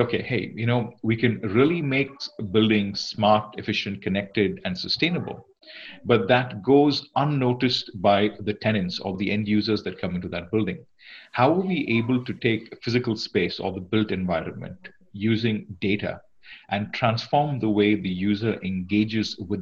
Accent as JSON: {"language": "English", "country": "Singapore", "moved": "as an adult", "lives_now": "Redmond, United States", "said": "I'm from Singapore. Singapore's home for me."}